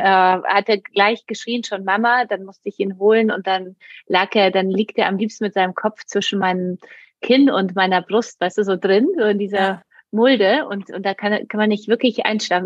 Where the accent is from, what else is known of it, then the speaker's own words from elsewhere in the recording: Poland; now in Germany; ich komme ja aus Polen. Ähm, mhm. Ich bin sozusagen mit einer Mutter aufgewachsen, auch die alleinerziehend war, aber es war auch in Polen damals